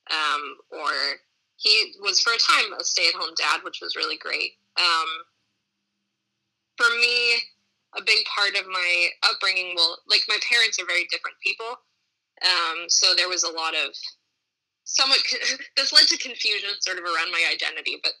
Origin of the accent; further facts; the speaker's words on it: Boston, Massachusetts, United States; so I grew up in Boston, Massachusetts.